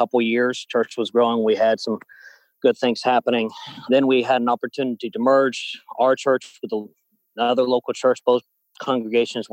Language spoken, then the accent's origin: English; Suwanee, Georgia, United States; I grew up in Georgia, going to a independent Baptist church in Suwanee, Georgia.